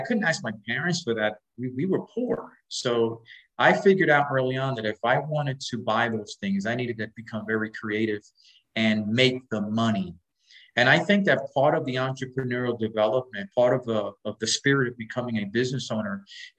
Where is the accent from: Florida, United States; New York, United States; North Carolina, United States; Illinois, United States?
New York, United States; New York City; We were raised in Spanish Harlem, a place called El Barrio in New York City